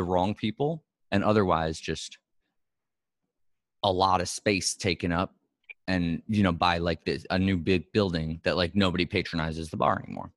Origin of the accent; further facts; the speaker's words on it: New York City, New York, United States; moved away as an adult; also born or lived in Los Angeles; I was from New York City